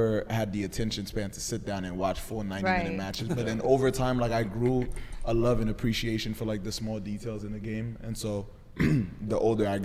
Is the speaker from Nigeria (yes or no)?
no; Haiti; now in United States; I grew up in Haiti. Mm-hmm. So I've been living in the States since 2010